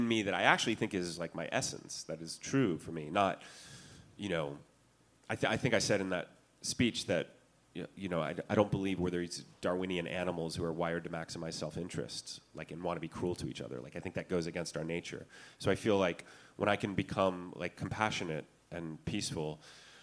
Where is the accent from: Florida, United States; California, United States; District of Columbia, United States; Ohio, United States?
California, United States; I'm from California.